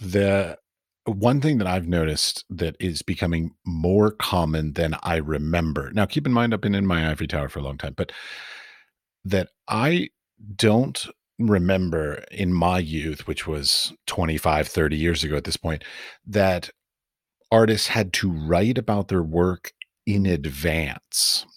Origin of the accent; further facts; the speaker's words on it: United States; moved away as an adult; also born or lived in Middle East; now in Europe; I'm from America. I've lived in the Middle East, and I now live in Europe